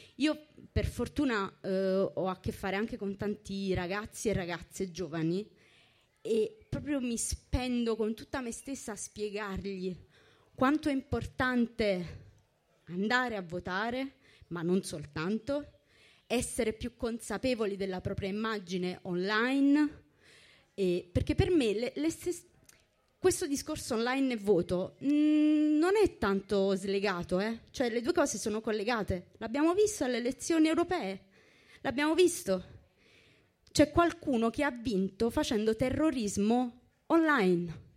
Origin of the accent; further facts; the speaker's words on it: Naples, Campania, Italy; io sono napoletana e avevo ben in mente di andarmene da Napoli